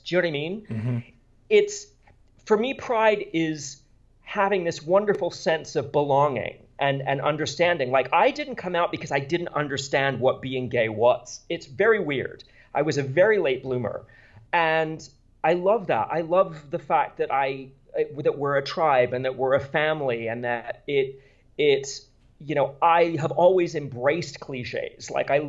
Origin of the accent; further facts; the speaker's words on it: Bermuda; I grew up in a British Commonwealth. I grew up in Bermuda and went to British, that's why I do so many British books, because I my parents are American, but I grew up entirely in a British environment.